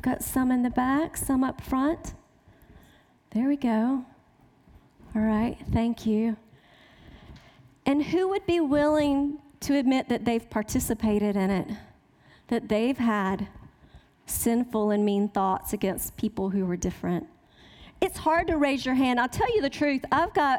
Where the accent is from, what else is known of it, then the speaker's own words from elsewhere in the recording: the South, United States; accent: Southern; I was raised in the South. Can you tell by my accent?